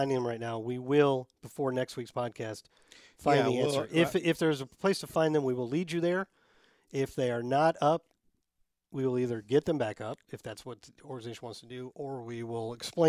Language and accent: English; Vermont, United States; I grew up here in Vermont as a Michigan football fan since the early 90s, thanks to my dad, who lived and breathed Michigan college football.